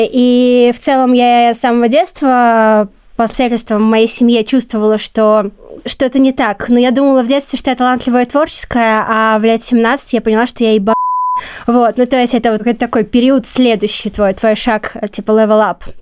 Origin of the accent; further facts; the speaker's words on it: Belarus; потому что я росла в Беларуси, и как бы моя фамилия очень э, была всегда э, едкой для меня